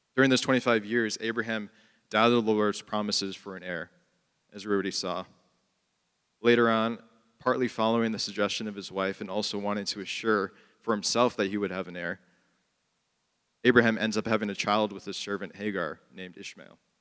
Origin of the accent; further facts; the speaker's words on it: Chicago, Illinois, United States; I grew up in Chicago and I went to college downtown